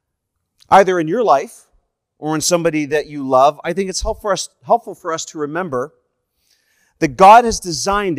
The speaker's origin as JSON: {"language": "English", "country": "Canada", "said": "I am a Canadian evangelist"}